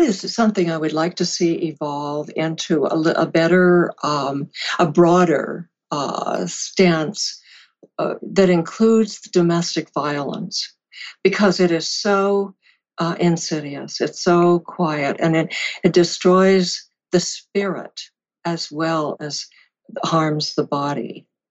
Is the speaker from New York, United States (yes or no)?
no; California, United States; I had moved to California, my home, where I was raised